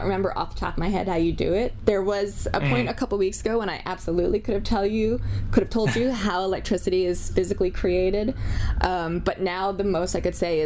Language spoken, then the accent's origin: English; Pennsylvania, United States; growing up in Pennsylvania